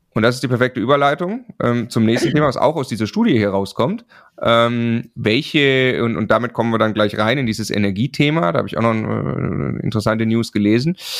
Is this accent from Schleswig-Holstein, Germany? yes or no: no; Swabia, Baden-Württemberg, Germany; Ich komme aus dem Schwabenland